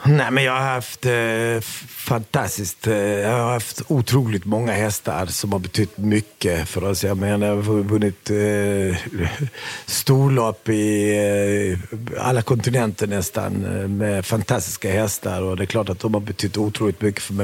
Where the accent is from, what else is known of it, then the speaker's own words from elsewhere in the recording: Sweden; vi flyttade till Sverige när jag var sju och ett halvt år gammal